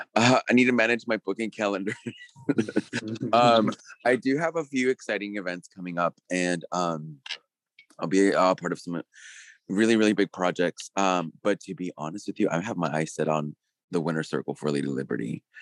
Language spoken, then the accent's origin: English; California, United States; moved away as an adult; also born or lived in Puerto Rico; now in New York, United States; I'm originally from California, and, um, I moved to Puerto Rico, uh, for work